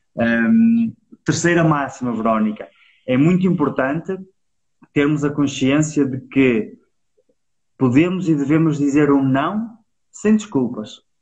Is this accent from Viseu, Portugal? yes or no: no; Penafiel, Porto District, Portugal; Nós somos de Penafiel